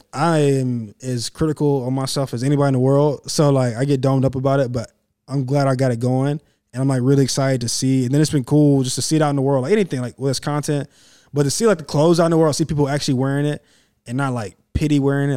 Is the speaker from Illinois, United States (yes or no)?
no; Clemson, South Carolina, United States; I grew up right there in Clemson